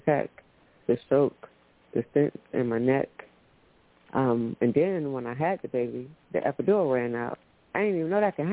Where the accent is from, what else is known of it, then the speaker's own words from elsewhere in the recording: Orlando, Florida, United States; I'm from Orlando, Florida. I moved to a small town